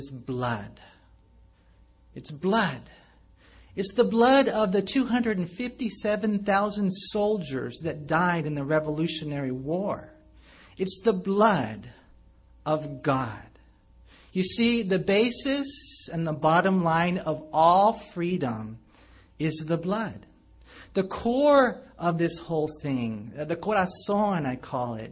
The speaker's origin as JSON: {"language": "English", "country": "United States", "said": "as an American"}